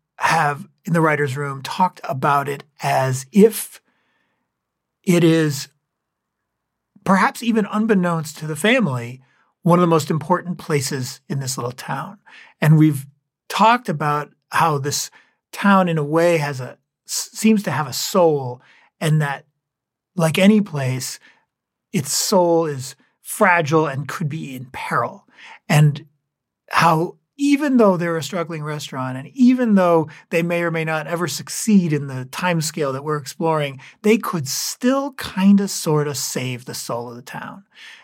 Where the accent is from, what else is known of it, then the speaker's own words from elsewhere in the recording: New England, United States; I grew up in towns in New England that had little amusement parks.